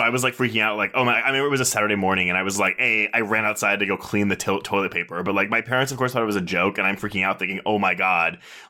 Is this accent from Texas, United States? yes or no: yes; Texas, United States; I grew up in Texas, so that's what we had.